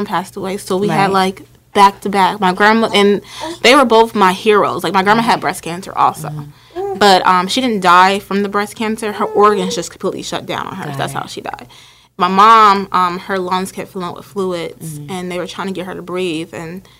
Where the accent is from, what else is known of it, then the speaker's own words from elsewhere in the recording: Linden, New Jersey, United States; moved away as an adult; also born or lived in Summit, New Jersey / Newark, New Jersey; I grew up in Linden